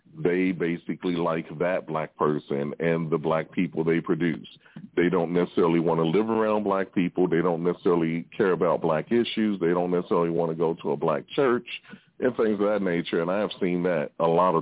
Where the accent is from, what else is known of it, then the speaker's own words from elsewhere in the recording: Stone Mountain, Georgia, United States; also born or lived in Louisville, Kentucky; I grew up in Stone Mountain, Georgia